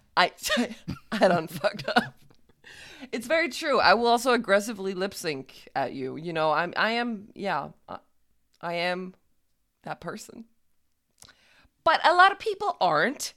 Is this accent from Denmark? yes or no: yes; Denmark; I'm from Jutland